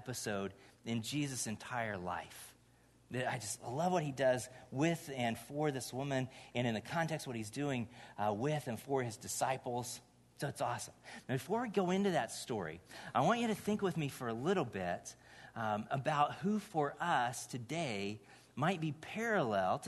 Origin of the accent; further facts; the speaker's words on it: Indiana, United States; moved away; I grew up in Indiana, grew up in this little church for a good chunk of the time I was there.